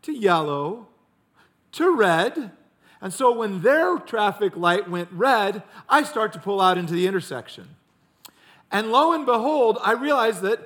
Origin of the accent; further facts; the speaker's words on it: Ames, Iowa, United States; I grew up in Ames, Iowa